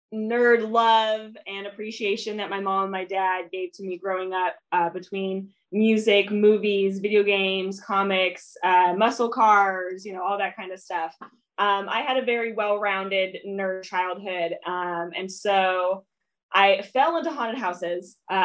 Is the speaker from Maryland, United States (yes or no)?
no; San Diego, California, United States; I grew up in San Diego, California. I was born and raised in San Diego